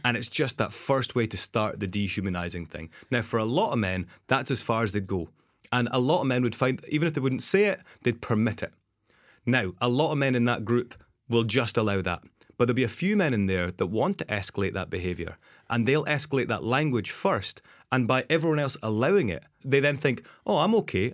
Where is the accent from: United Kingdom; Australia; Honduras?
United Kingdom; Dundee, Scotland; moved away as an adult; also born or lived in Amsterdam / Geneva / New Zealand; my really toxic behaviors that I came from Dundee